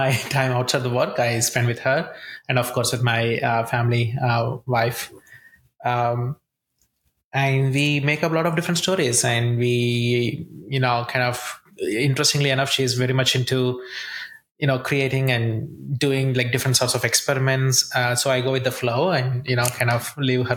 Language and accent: English; India; moved away as an adult; also born or lived in Columbia, Missouri, United States; now in United States; I grew up in India